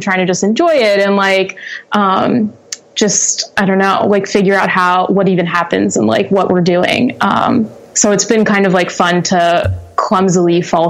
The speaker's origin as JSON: {"language": "English", "town": "Chalfont", "region": "Pennsylvania", "country": "United States", "tie": "born or raised there", "also_born_or_lived": "Doylestown", "said": "So I was born and raised in, Doylestown, well, specifically Chalfont, which is just up the road, about 5 minutes, but, for all intents and purposes, Doylestown."}